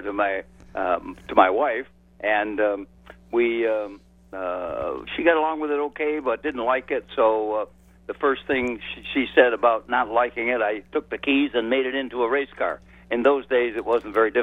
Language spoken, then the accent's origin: English; Rochester, New York, United States; moved away; also born or lived in Washington, D.C.; I went to Rochester, which was my hometown